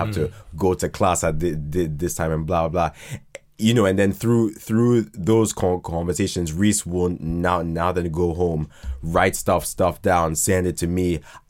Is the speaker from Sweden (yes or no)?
no; Ghana; also born or lived in Croydon; Born here, but then went to Ghana when I was 2.